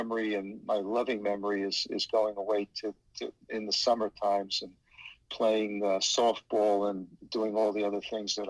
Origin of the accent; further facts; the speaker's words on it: New York City, New York, United States; I was born and raised in New York City, and my parents bought a house in what was then the suburbs, which is Queens, New York, one of the boroughs of New York City.